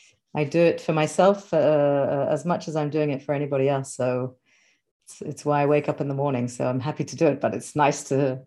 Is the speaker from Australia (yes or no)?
no; Israel; also born or lived in London, United Kingdom; My parents came to live in Israel when I was very young, so it was their choice. It wasn't my choice, and I grew up in Israel, which was a lovely childhood. It was the 1980s.